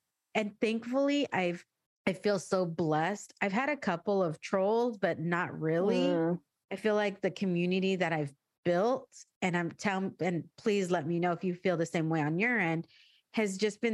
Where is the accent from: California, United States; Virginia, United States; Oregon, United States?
California, United States; San Diego; I grew up in San Diego